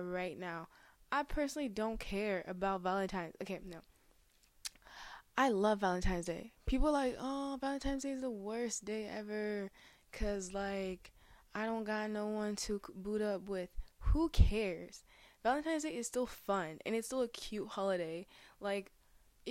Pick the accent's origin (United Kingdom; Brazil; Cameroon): Cameroon; now in Canada; I was born in Cameroon